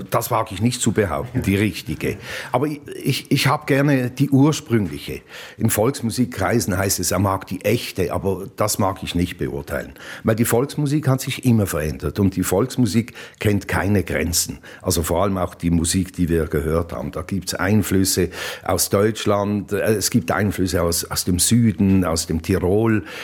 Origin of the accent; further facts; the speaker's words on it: Basel, Basel-Stadt, Switzerland; also born or lived in Zürich; Ja, die ersten Erinnerungen sind an einen äh, Umzugswagen von Zürich nach Basel. Das ist ja mein Geheimnis, dass ich in Zürich auf die Welt kam. Aber ich kann mich eigentlich nur an den Umzugswagen erinnern nach Basel.